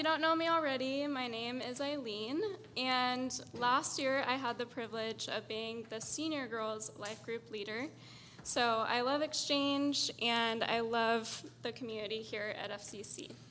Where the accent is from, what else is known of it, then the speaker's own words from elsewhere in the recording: Syria; I was born and raised in the Middle East, in the country of Syria. And my parents were ministering to Muslims there, so I'm what you call a missionary kid, or an MK.